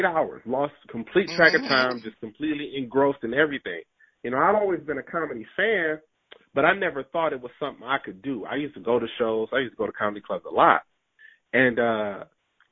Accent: Detroit, Michigan, United States; So I grew up in Detroit. I was born and raised in Detroit

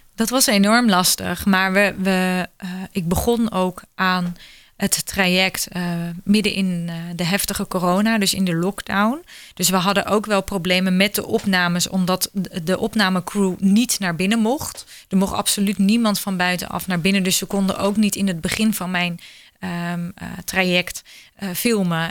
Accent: Netherlands

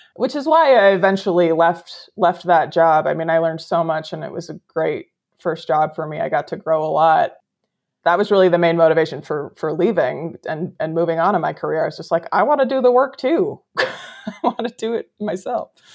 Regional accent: Midwest, United States; moved away as an adult; also born or lived in California; I grew up in the Midwest, but came out west for, for college. I've been here ever since

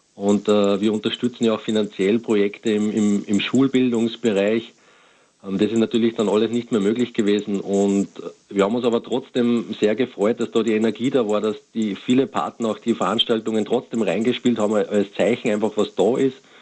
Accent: Austria; bei uns in Österreich

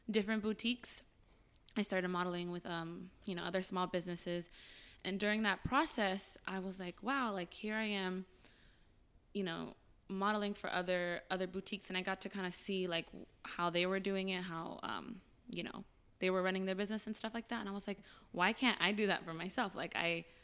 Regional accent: Glendale, California, United States; Yes, I did.

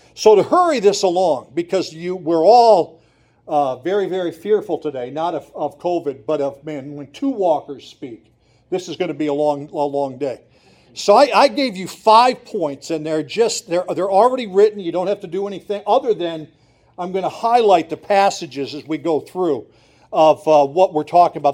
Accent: Montrose, Pennsylvania, United States; I grew up in Montrose. I grew up in downtown Montrose, Pennsylvania.

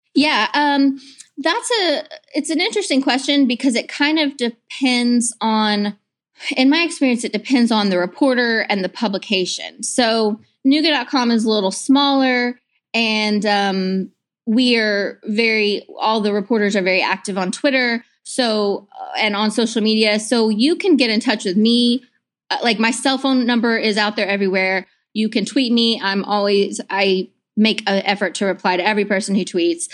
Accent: Clarksville, Tennessee, United States; moved away as an adult; now in Chattanooga, United States; I'm originally from Middle Tennessee, Clarksville

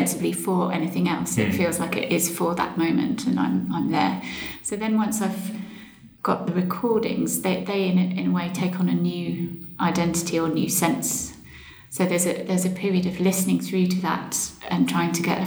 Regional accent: Suffolk, East of England, United Kingdom; moved away; I grew up in Suffolk and spent a lot of my childhood outdoors

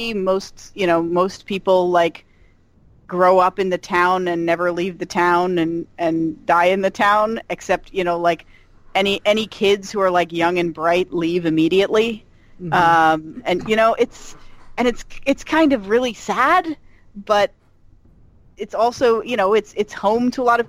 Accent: Pennsylvania, United States; moved away; having grown up in like a rural town in Pennsylvania

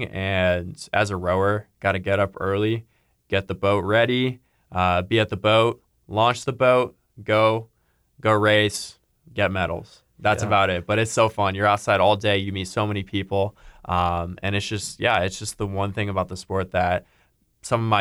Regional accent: St. Louis, Missouri, United States; moved away; I'm from St. Louis, and so I ended up joining SLRC

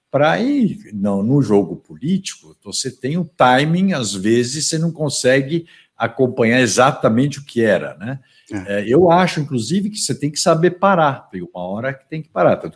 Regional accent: São Paulo, Brazil; tudo isso para me preparar para um dia ser prefeito da minha cidade.

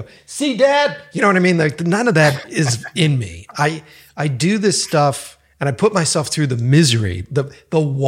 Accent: Boston, Massachusetts, United States; also born or lived in New York; now in Los Angeles, United States; I'm from the East Coast initially. So I'm from Boston and worked and lived in New York

